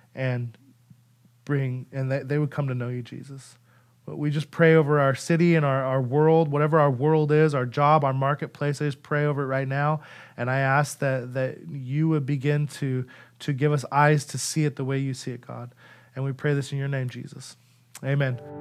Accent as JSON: {"language": "English", "region": "Idaho", "country": "United States", "moved": "yes", "said": "I'm from Idaho"}